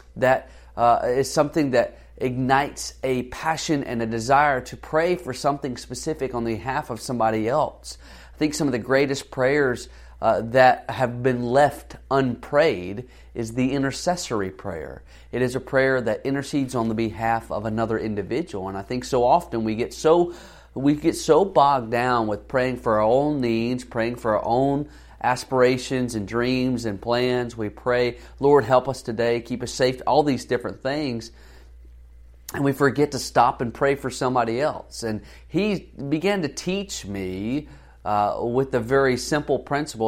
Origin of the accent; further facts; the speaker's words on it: the South, United States; I grew up in the South